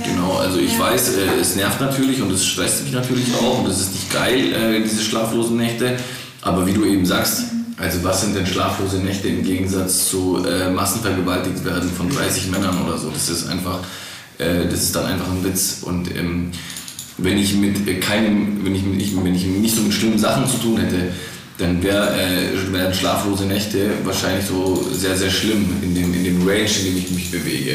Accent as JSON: {"language": "German", "area": "Black Forest", "region": "Baden-Württemberg", "country": "Germany", "tie": "born or raised there", "lives_now": "Stuttgart, Germany", "said": "ich bin hier im Schwarzwald auf die Welt gekommen"}